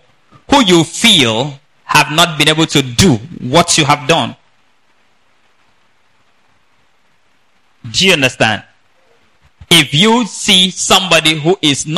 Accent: Nigeria; I'm from Nigeria

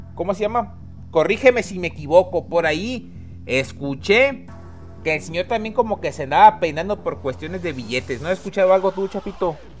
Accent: Mexico; uno como mexicano

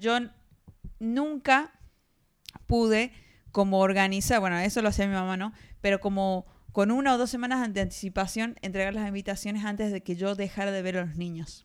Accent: Argentina; de Argentina

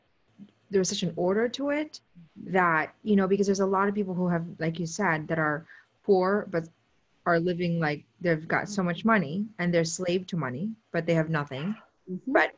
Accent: Potomac, Maryland, United States; also born or lived in Steubenville

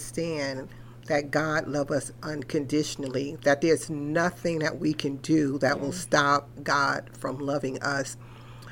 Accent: New York, United States; I was born and raised in New York

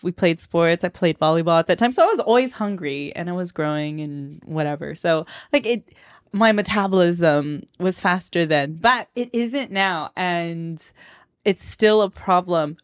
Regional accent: Moreno Valley, California, United States; accent: Valley Girl; now in Honolulu, United States; I was born and raised there. Grew up

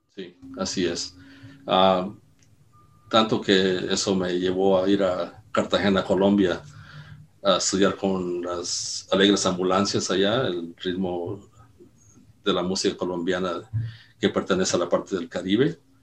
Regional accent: Mexico; moved away; aunque soy mexicano

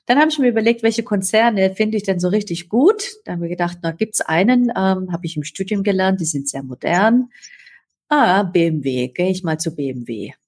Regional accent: Upper Swabia, Baden-Württemberg, Germany; ich bin äh, an Oberschwaben aufgewachsen, tief katholisch

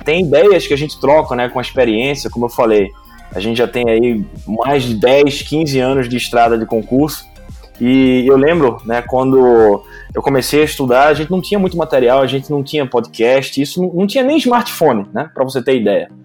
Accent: Recife, Pernambuco, Brazil; Eu sou pernambucano de Recife

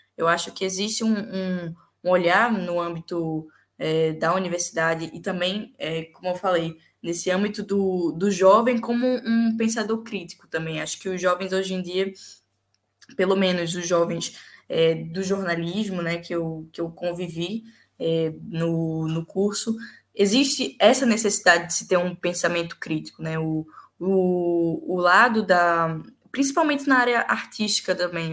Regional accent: Pernambuco, Brazil; now in Portugal; depois meu pai foi para Pernambuco e eu nasci em Pernambuco

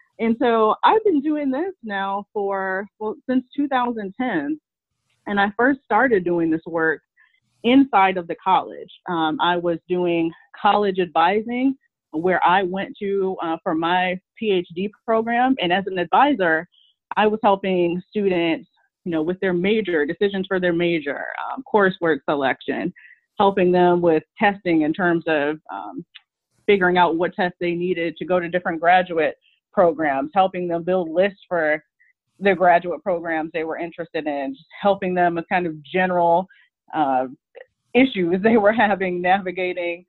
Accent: Michigan, United States; I'm from Michigan, and I started my college experience actually at a community college in Michigan

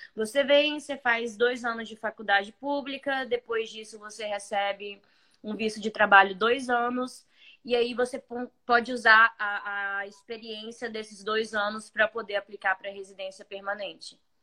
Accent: interior of Espírito Santo, Brazil; moved away as an adult; now in Toronto, Canada; Sou bem do interior do Espírito Santo

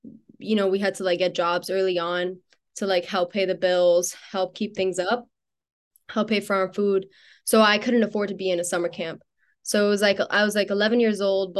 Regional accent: Miami, Florida, United States; moved away as an adult; now in Pittsburgh, United States; I grew up in Miami.

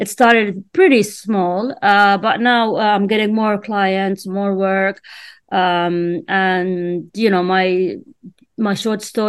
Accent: Amman, Amman Governorate, Jordan; first language Arabic; English is a second language; moved away as an adult; now in Washington, DC, United States; I was born in Amman, Jordan. And sorry, since I was really young, I loved reading. And I used to read and write in my native language, which is Arabic.

